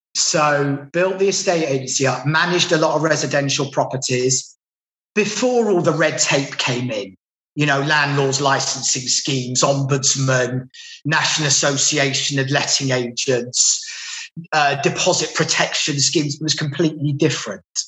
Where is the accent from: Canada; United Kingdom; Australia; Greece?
United Kingdom; London; now in Manchester, United Kingdom; I'm from London originally, and I now live in Manchester in England